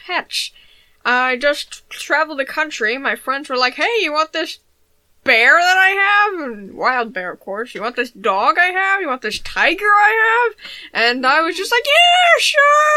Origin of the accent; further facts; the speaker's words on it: Birmingham, Alabama, United States; I'm from Birmingham, Alabama.